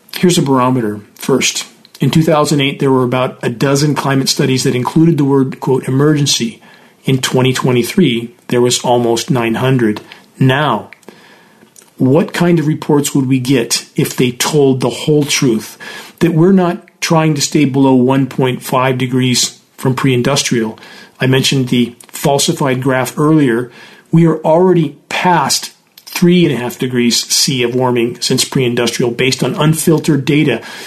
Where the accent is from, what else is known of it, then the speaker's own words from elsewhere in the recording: Southern California, United States; when I grew up in Southern California